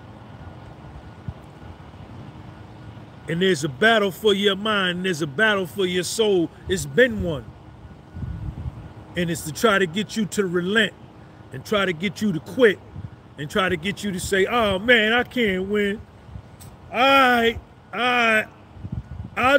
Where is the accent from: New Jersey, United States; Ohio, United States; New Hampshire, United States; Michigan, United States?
New Jersey, United States; I was from Jersey